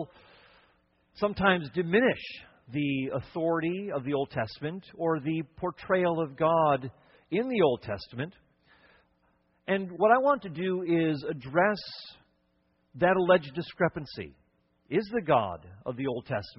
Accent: Cleveland, Ohio, United States; moved away; also born or lived in Connecticut / upstate New York / Wisconsin / Chicago; I was born in the Midwest, born in Cleveland, Ohio

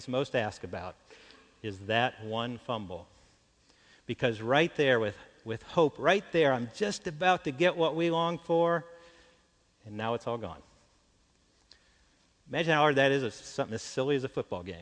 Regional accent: Ohio, United States; I grew up in Ohio, and so, you know, I was a Browns fan all those years growing up

